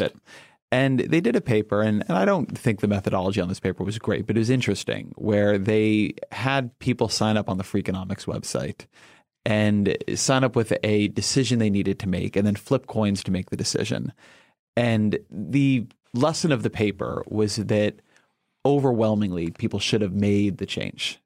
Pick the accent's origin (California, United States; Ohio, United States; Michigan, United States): California, United States; Irvine; I come from Irvine